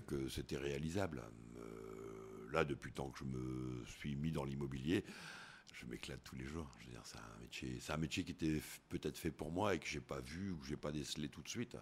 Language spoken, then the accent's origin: French; northern France, France; moved away as an adult; also born or lived in Koh Samui, Thailand; Alors nous, on est du Nord. C'est vrai que du Nord de la France